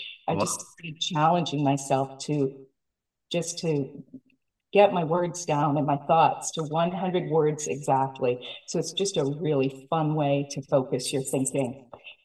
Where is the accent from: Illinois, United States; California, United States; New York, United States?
California, United States; Silicon Valley; I'm from Silicon Valley